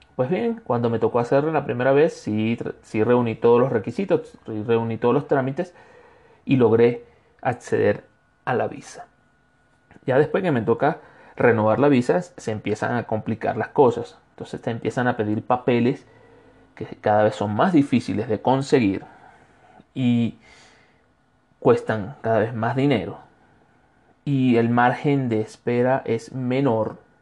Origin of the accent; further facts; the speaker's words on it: Venezuela; moved away as an adult; now in Cuenca, Ecuador; Como, extranjero, como venezolano que soy, me ha tocado realizar distintos trámites de acuerdo a mi situación migratoria